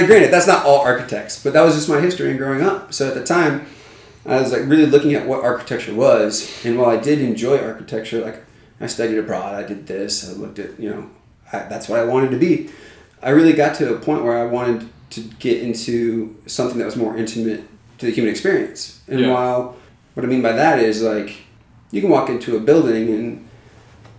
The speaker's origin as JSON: {"language": "English", "town": "Muscatine", "region": "Iowa", "country": "United States", "tie": "born or raised there", "also_born_or_lived": "Fairfield, Iowa", "moved": "yes", "said": "Iowa, a little town called Muscatine, right on the Mississippi River. So I'm a Midwest guy."}